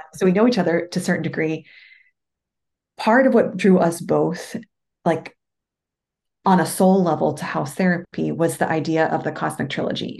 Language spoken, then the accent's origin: English; Moon Township, Pennsylvania, United States; now in outside Washington, D.C., United States; I grew up in a town called Moon Township, like the moon in the sky.